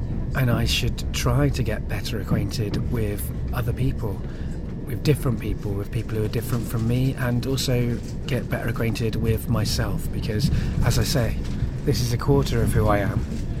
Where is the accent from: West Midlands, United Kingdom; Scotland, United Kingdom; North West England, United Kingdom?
West Midlands, United Kingdom; Coventry; also born or lived in Cardiff / North Wales; my life growing up in Coventry and in Cardiff. I guess when I was really young and lived in North Wales